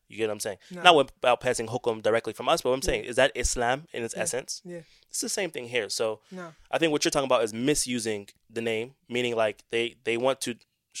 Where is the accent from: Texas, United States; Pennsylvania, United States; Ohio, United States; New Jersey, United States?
Pennsylvania, United States; Pittsburgh; moved away as an adult; now in Saudi Arabia; you first come to Islam as a new Muslim, you hear all these names. I know for me, it was like. I'm from Pittsburgh.